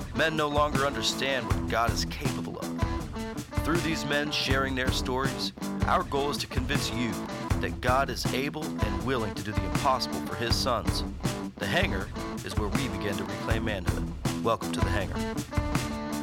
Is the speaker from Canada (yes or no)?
no; United States; I was born and raised in the United States